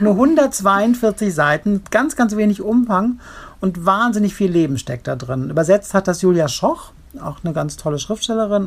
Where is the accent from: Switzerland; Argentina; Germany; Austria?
Germany; Rhineland; accent: Rheinisch; ich komme ja aus dem Rheinland. Ich hätte jetzt etwas Rheinisch sprechen können